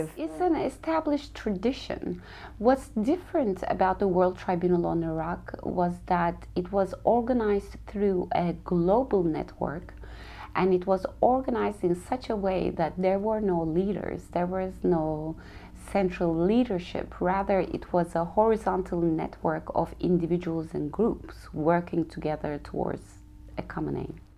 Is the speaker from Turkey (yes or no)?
yes; Turkey; moved away as an adult; also born or lived in New York City; I'm from Turkey